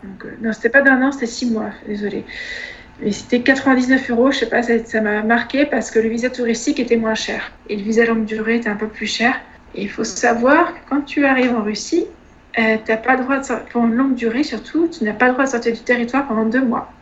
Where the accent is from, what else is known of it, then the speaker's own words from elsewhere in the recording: Troyes, Grand Est, France; une école euh, qui était dans ma ville natale, à Troyes